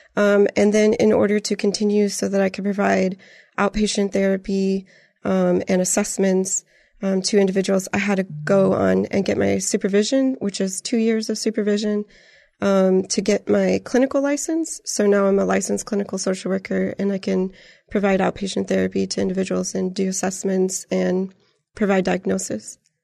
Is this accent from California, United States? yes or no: no; Griffith, Indiana, United States; moved away as an adult; also born or lived in San Antonio, Texas; now in Canyon Lake, United States; I'm from Northwest Indiana. I grew up in, um, Griffith, Indiana, and the Lake County area